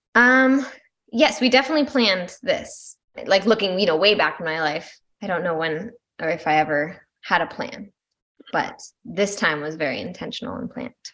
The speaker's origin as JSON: {"language": "English", "town": "Malibu", "region": "California", "country": "United States", "tie": "born or raised there", "moved": "as an adult", "lives_now": "Asheville, United States", "said": "originally, I'm from Malibu, California. And now I'm living in North Carolina, right outside of Asheville."}